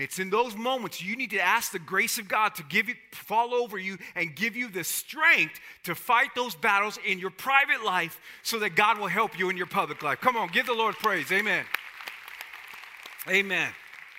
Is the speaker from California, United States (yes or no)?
no; South Texas, United States; I'm from South Texas. I'm Hispanic.